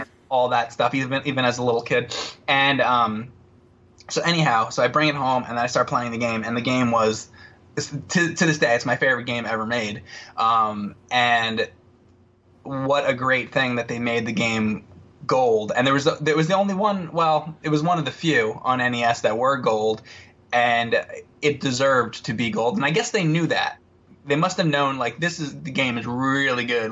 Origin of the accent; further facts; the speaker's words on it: New Jersey, United States; I grew up in New Jersey